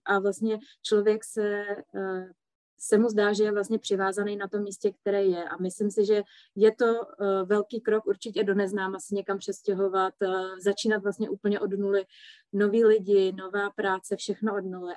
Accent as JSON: {"language": "Czech", "country": "Czechia"}